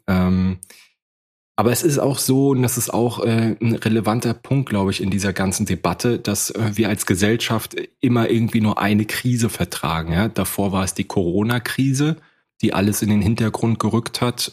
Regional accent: Rostock, Mecklenburg-Vorpommern, Germany; Ich komme aus Rostock

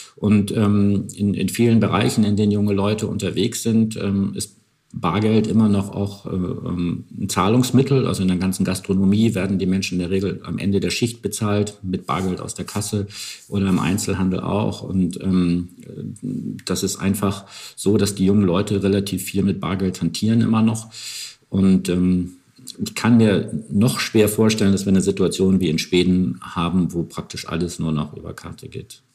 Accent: Northern Germany, Germany; ich komme auch aus Norddeutschland

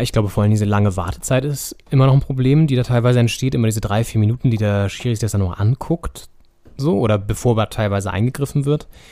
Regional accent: Northern Germany, Germany; wir haben natürlich als Norddeutsche

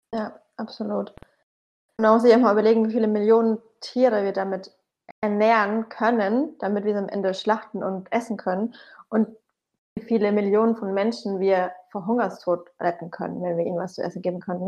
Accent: Bamberg, Bavaria, Germany; now in Berlin, Germany; meine Heimatstadt Bamberg

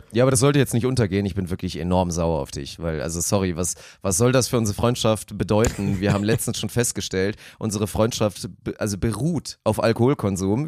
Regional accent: Lower Saxony, Germany; Das einzige Privileg aus Niedersachsen zu kommen, dass man akzentfrei Deutsch sprechen

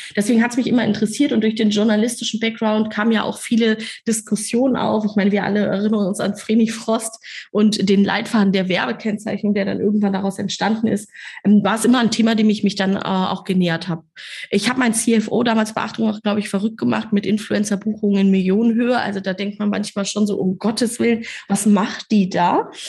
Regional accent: Kassel, Hesse, Germany; moved away as an adult; now in Hamburg, Germany; in meiner kleinen Stadt, aus der ich komme, aus Kassel

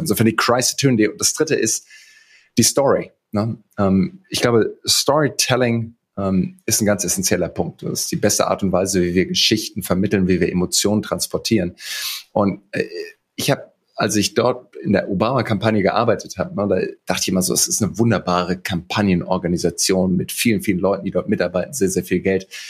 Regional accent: Heidelberg, Baden-Württemberg, Germany; also born or lived in Greenville, South Carolina; Ich bin in Heidelberg groß geworden

